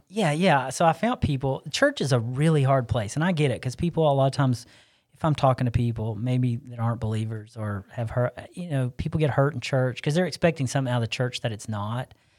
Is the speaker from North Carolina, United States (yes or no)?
yes; Arden, North Carolina, United States; I grew up here in Asheville, actually South Asheville. I don't claim Asheville, I cla-, I claim Arden